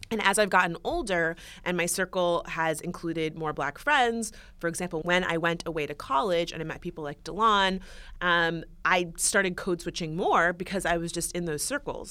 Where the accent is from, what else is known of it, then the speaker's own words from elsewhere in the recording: West Palm Beach, Florida, United States; I grew up Um, in the suburbs, I'm from West Palm Beach, Florida